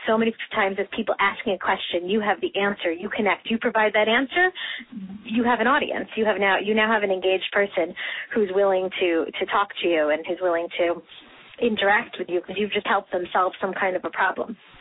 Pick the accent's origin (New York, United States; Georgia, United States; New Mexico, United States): New York, United States; moved away as an adult; also born or lived in Wisconsin; now in United Kingdom; I'm from New York, um, and uh, I I'm from New York, uh, bor- born and raised